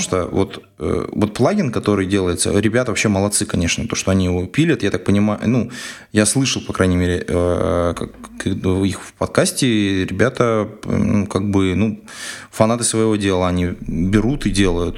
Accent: Siberia, Russia; Я же из Сибири

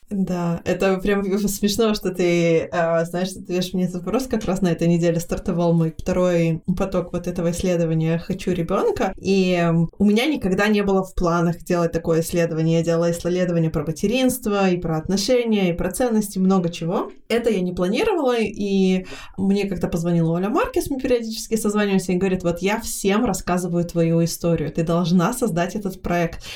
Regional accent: Israel; я выросла в Израиле

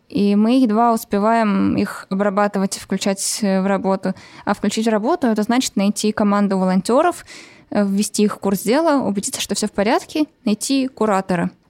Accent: Saint Petersburg, Russia; Э, я из Питера девушка

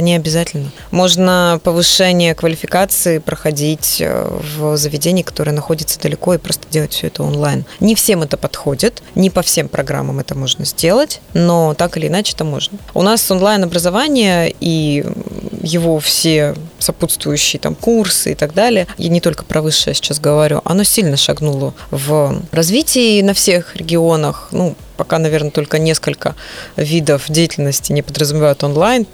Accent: Vladivostok, Primorsky Krai, Russia; я сама родилась и выросла в Владивостоке

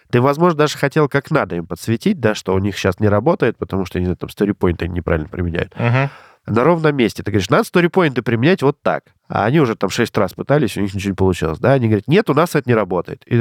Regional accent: Omsk, Omsk Oblast, Russia; moved away; я 27 лет прожил в Омске

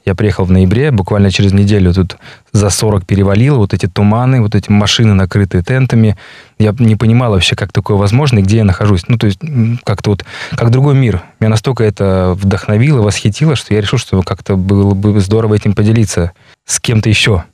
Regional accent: Saint Petersburg, Russia; moved away as an adult; now in Yakutia, Russia; я с Питера, питерский, якут

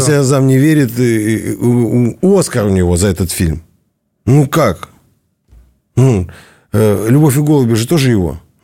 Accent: Kemerovo, Kemerovo Oblast, Russia; я из Кемерово.

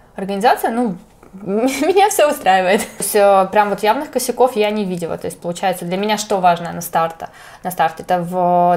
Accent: Chelyabinsk, Chelyabinsk Oblast, Russia; я из Челябинска

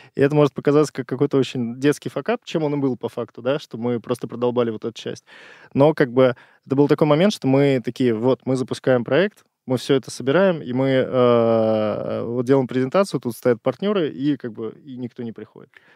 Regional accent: Saint Petersburg, Russia; moved away as an adult; now in Moscow, Russia; Я изначально из Питера. Вот, полтора года назад перебрался в Москву

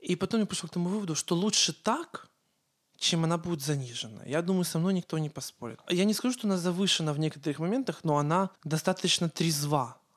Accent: Ukraine; accent: Ukrainian; Э, у меня был украинский акцент.

